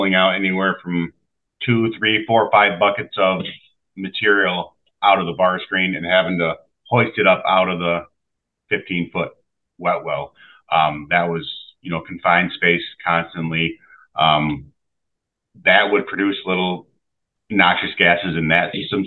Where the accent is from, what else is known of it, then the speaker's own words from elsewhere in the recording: Sherman, New York, United States; I'm from Sherman. I grew up here